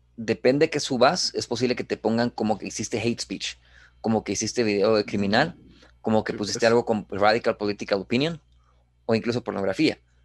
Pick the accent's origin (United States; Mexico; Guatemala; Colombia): Guatemala; nosotros como guatemaltecos